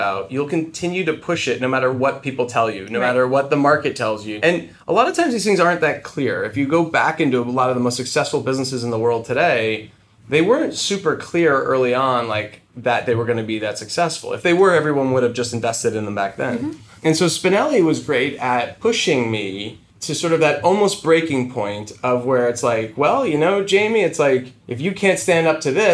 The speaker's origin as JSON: {"language": "English", "region": "New Jersey", "country": "United States", "tie": "born or raised there", "said": "I grew up in New Jersey in a small sort of town"}